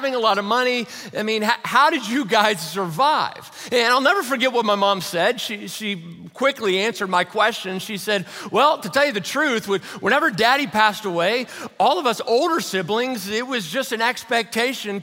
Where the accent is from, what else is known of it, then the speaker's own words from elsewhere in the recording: Louisville, Kentucky, United States; I was born and raised over in Louisville, Kentucky